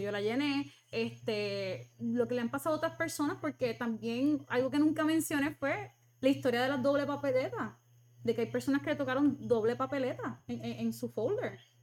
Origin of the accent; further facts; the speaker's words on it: Puerto Rico; nosotros somos parte de Estados Unidos y, y tenemos muchos familiares y puertorriqueños que están en Estados Unidos